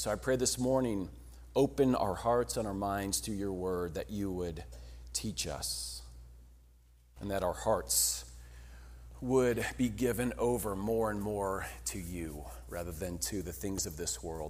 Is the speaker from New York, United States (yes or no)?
no; Colorado, United States; we come from Colorado